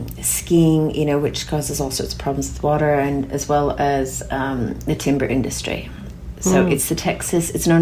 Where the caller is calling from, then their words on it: Castlemaine, Victoria, Australia; I'm calling in from Jajawaran country in regional Victoria, Castlemaine.